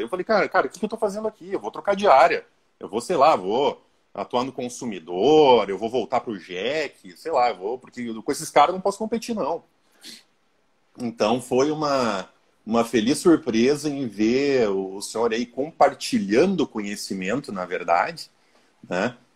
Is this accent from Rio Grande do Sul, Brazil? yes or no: yes; Passo Fundo, Rio Grande do Sul, Brazil; Sou de Passo Fundo, Rio Grande do Sul, professor